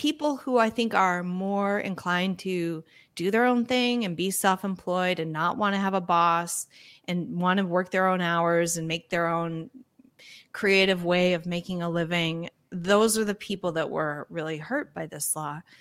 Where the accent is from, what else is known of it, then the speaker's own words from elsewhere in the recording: United States; being an American